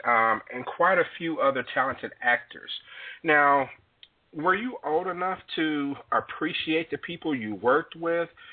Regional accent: Jackson, Mississippi, United States; the 601 area code, Jackson, Mississippi, which is my hometown

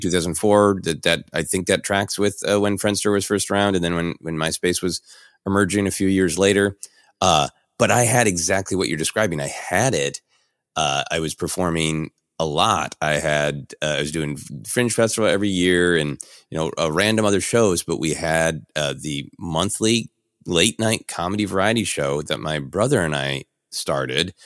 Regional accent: Minneapolis, Minnesota, United States; I was raised in Minneapolis

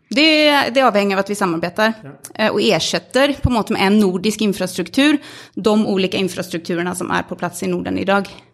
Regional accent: Sweden; Norwegian is a second language; now in Norway; Jeg er svensk og, og, bor i Norge.

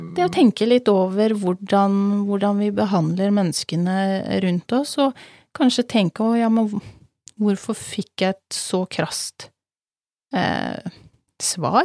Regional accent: Telemark, Norway; moved away; Vi er begge fra Telemark, vi er godt vant med snø.

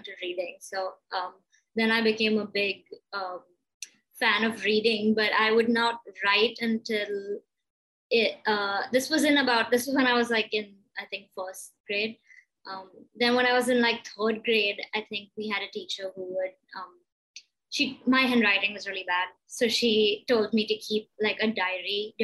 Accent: Mumbai, Maharashtra, India; I was born and brought up in Bombay, and I was going to school here

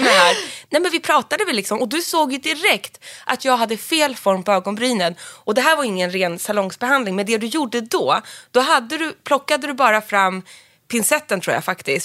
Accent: Sundsvall, Västernorrland County, Sweden; du låter som att du är från Sundsvall som jag

